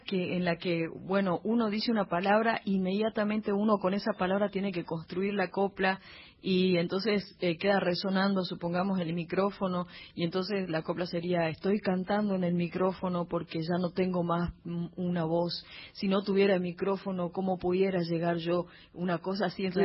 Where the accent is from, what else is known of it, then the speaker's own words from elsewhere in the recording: Humahuaca, Jujuy, Argentina; mi pueblo